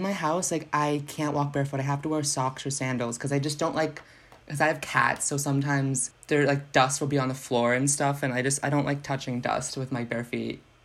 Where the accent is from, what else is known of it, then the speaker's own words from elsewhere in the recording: Salem, New Hampshire, United States; now in Manchester, United States; Salem is my hometown